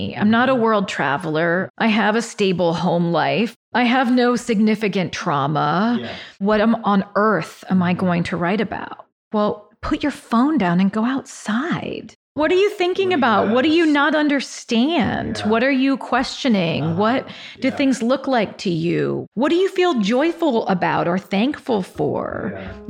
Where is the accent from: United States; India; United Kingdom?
United States; Westerville, Ohio; also born or lived in Columbus; Yeah, I grew up in Westerville, Ohio. I was born in Columbus. We moved to Westerville when I was starting first grade.